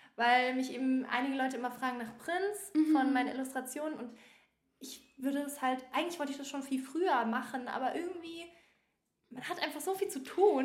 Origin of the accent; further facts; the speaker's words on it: Bavaria, Germany; moved away as an adult; now in Berlin, Germany; ich komme halt ursprünglich aus Bayern